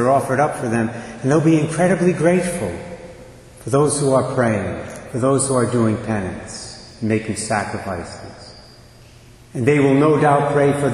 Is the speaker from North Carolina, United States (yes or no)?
no; Barrington, Rhode Island, United States; also born or lived in Westerly, Rhode Island; the parish I grew up in Barrington